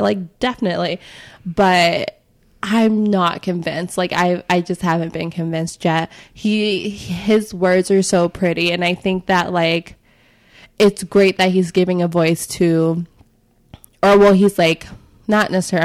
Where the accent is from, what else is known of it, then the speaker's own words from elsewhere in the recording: Chicago, Illinois, United States; my experience growing up in Chicago